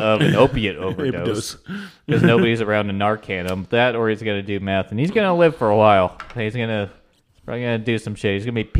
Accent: Northeast, United States; moved away; also born or lived in Southeast US; growing up in the Northeast

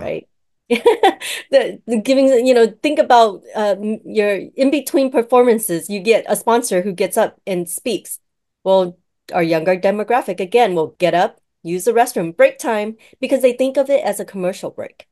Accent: United States; I was born here, right, in the States

